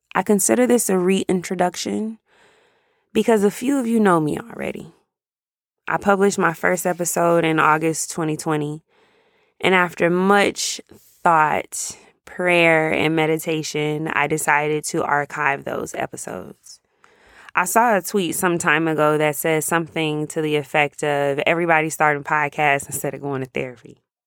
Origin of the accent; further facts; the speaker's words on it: Jacksonville, Florida, United States; moved away as an adult; now in Dallas, United States; I live in Dallas. I've been here since about two thousand eleven, but I grew up in Jacksonville, Florida.